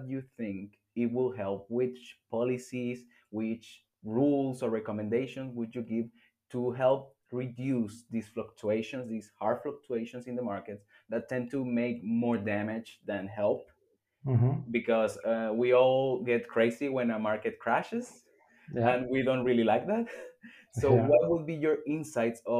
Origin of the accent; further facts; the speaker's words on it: Venezuela; I come from Venezuela